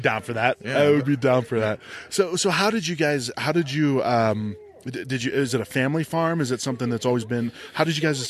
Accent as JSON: {"language": "English", "town": "Youngstown", "region": "Ohio", "country": "United States", "tie": "born or raised there", "moved": "yes", "lives_now": "Arizona, United States", "said": "I grew up right outside of Youngstown, Ohio."}